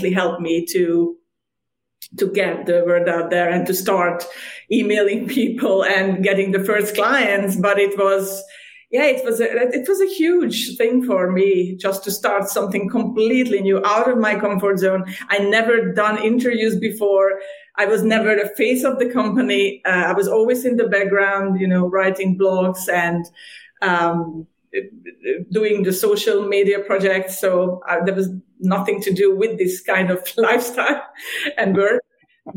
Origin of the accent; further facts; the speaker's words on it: Hungary; moved away as an adult; also born or lived in Ireland; now in Cyprus; I was born and raised in Hungary, in a small town in Hungary